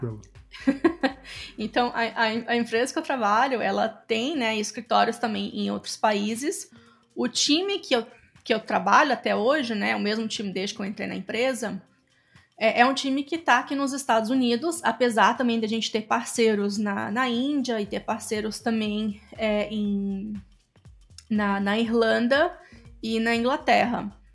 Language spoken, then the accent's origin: Portuguese; Espírito Santo, Brazil; moved away as an adult; also born or lived in Campinas, Brazil; now in Tampa, United States; Eu sou capixaba.